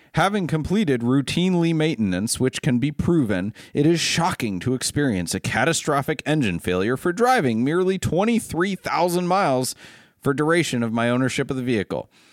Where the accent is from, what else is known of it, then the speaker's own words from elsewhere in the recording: Ohio, United States; also born or lived in Maine; I'm from Ohio